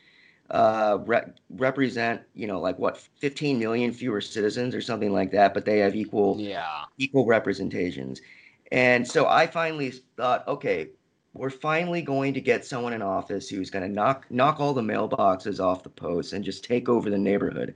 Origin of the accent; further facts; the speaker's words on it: Little Rock, Arkansas, United States; also born or lived in Havre, Montana; I grew up in Little Rock, Arkansas